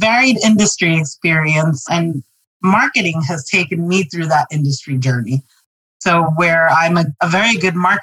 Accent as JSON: {"language": "English", "town": "New York City", "region": "New York", "country": "United States", "tie": "born or raised there", "said": "going to New York City public schools"}